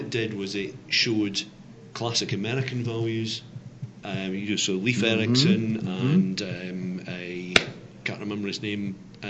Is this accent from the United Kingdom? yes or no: yes; Scotland, United Kingdom; The accent might give that away. I'm originally Scottish. My mum's from Yorkshire, but I am Scottish.